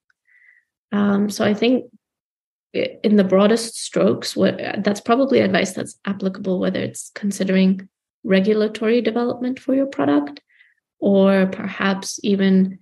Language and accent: English; Gaborone, South-East District, Botswana; moved away as an adult; now in United States; I was growing up in Gaborone, Botswana